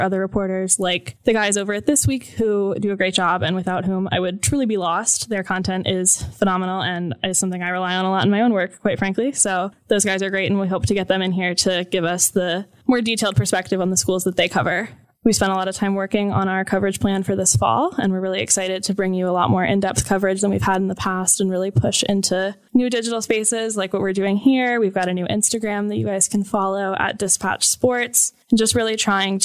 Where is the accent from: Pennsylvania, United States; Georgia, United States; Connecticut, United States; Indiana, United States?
Georgia, United States; Atlanta; moved away as an adult; also born or lived in Michigan; now in Columbus, United States; I'm from Atlanta, went to the University of Michigan